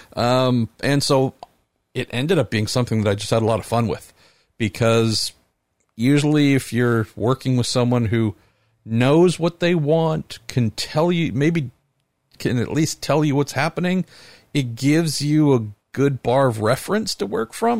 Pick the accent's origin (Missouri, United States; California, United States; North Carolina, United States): California, United States; San Mateo; also born or lived in East Bay, California; Looking out across from where we live in the East Bay, where I grew up on the West Bay